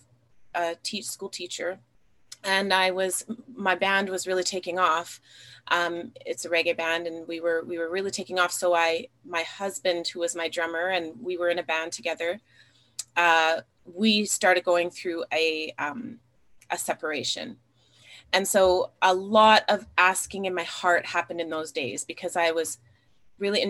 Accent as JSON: {"language": "English", "region": "Alberta", "country": "Canada", "tie": "born or raised there", "said": "I grew up here in Alberta, Canada. I grew up in a small town in a mixed race family."}